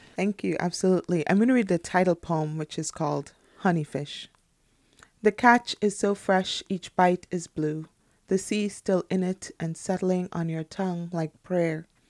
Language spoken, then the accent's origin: English; Trinidad & Tobago; moved away; also born or lived in United States; I'm from Trinidad and Tobago, but I have three degrees from the United States universities